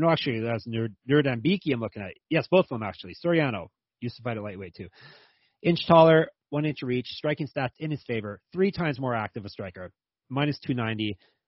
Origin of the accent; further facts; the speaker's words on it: Canada; As close as I'm going to. As close as a Canadian's going to get a difficult Chinese name.